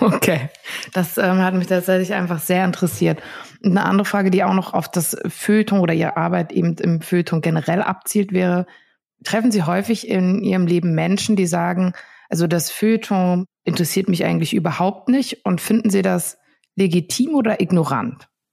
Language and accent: German; Ruhr area, North Rhine-Westphalia, Germany; Ich komme aus dem Ruhrgebiet